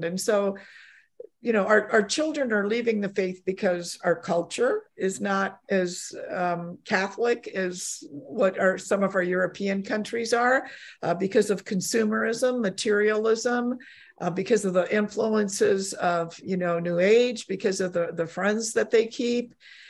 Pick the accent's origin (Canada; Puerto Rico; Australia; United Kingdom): Canada; also born or lived in Poland; I was born in Poland, but came to Canada when I was, you know, a child.